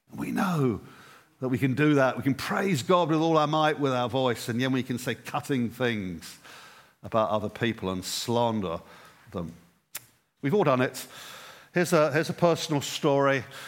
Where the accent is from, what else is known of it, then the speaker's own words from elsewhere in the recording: England, United Kingdom; I'm English and I'm raised with Christ.